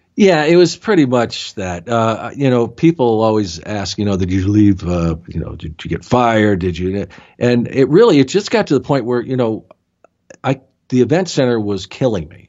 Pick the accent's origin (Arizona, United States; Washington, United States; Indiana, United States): Arizona, United States; Tucson; I grew up in Tucson, Arizona, where I live now.